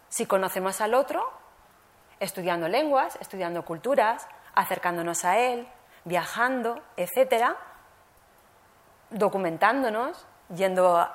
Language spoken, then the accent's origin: Spanish; Barcelona, Catalonia, Spain; born there; also born or lived in Alicante; nací en Barcelona y como no soy catalana de origen, me llamaban Charnega. Eh, migré a, Alicante y, se burlaban de mí porque no, hablaba más que catalán y no hablaba valenciano.